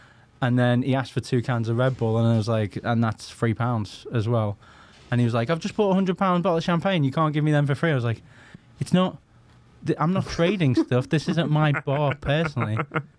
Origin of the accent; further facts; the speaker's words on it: Liverpool, North West England, United Kingdom; also born or lived in Northampton; Yeah, so I spent a decade in Northampton, enough to lose my accent so that when I moved back to Liverpool, people thought I was a southerner.